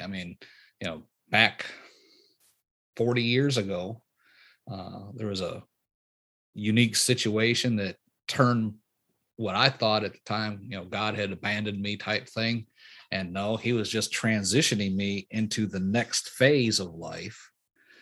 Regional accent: Michigan, United States; moved away; also born or lived in Texas / Louisiana; I'm from Michigan originally

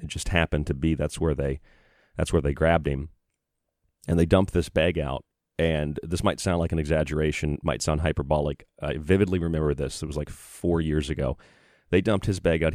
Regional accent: Florida, United States; also born or lived in Boise, Idaho / Tucson, Arizona / Morgantown, West Virginia / Rochester, New York; now in Bloomfield, New York, United States; I'm from Florida.

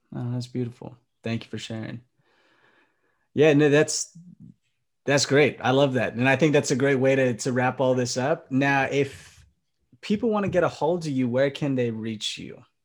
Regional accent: Philippines; as a Filipino man, I can understand because my, my family loves karaoke as well

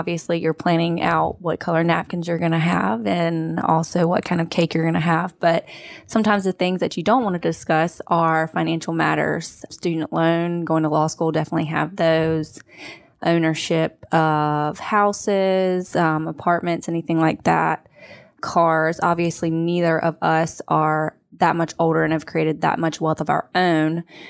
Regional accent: Sanford, North Carolina, United States; I grew up in Sanford, North Carolina, a small town, lived in Raleigh and Greensboro, and now I'm here working for Lee in family law.

